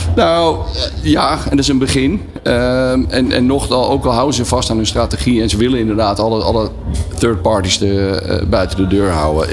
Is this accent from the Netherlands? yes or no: yes; Netherlands